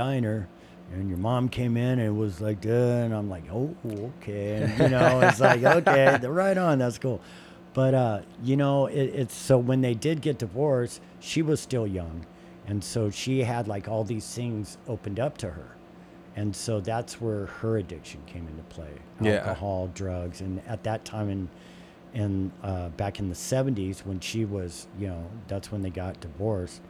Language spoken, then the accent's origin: English; Southern California, United States; especially in the 80s growing up in Southern California